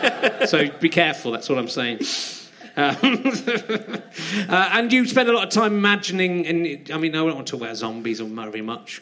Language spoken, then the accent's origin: English; Cheddar, South West England, United Kingdom; born or raised there